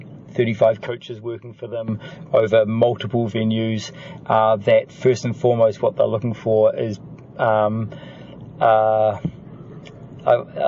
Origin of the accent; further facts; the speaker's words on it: New Zealand; I was from New Zealand